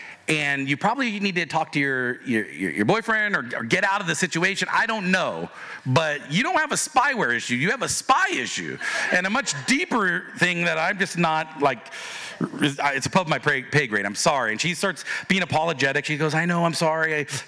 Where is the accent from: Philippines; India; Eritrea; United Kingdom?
Philippines; She goes, oh, and so I'm Filipino. That was one of the things we connected with. I'm Filipino. She's Filipino.